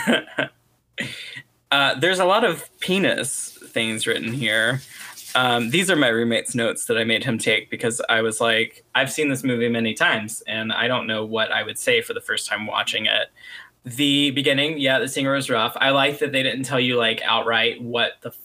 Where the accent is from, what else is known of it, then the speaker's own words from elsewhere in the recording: Tennessee, United States; I'm from Tennessee